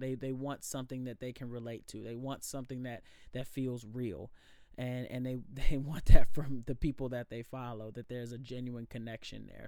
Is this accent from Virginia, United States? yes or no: yes; Alexandria, Virginia, United States; born and raised in Alexandria